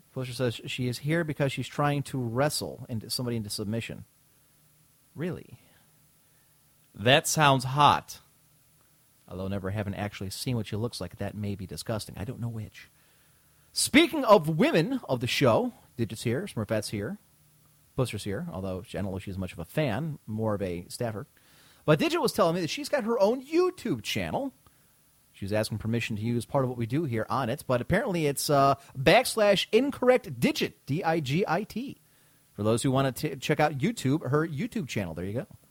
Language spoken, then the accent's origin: English; United States; as Americans